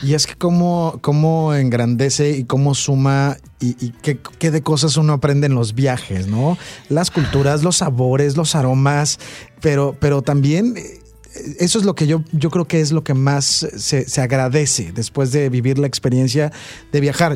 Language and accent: Spanish; Veracruz, Mexico; Yo soy de Veracruz